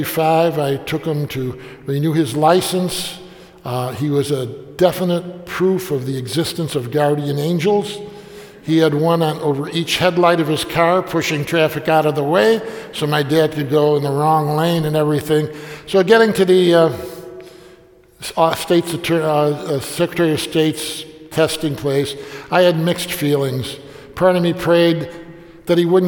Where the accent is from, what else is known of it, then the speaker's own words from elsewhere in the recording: Bari, Apulia, Italy; moved away; I say, Puglia, Bari